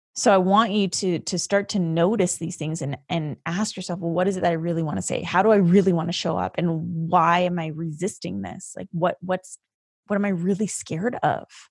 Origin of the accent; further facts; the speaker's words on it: Canada; the first generation of your family to be living in a different country, and that country for us was Canada